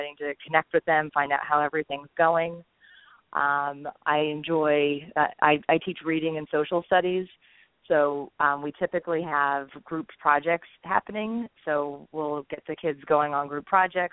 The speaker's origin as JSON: {"language": "English", "region": "New Jersey", "country": "United States", "tie": "born or raised there", "moved": "as an adult", "lives_now": "Maryland, United States", "said": "I grew up in New Jersey, and I'm a product of public education."}